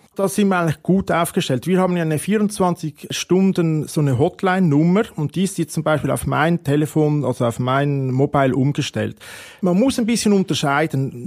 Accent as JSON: {"language": "German", "country": "Switzerland", "said": "als Schweizer"}